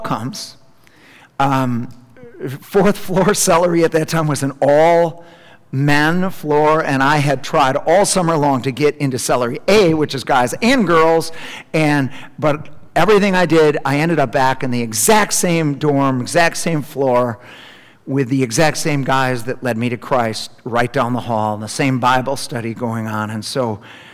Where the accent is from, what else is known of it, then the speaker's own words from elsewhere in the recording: Milton, Wisconsin, United States; home to Milton, Wisconsin, which is my hometown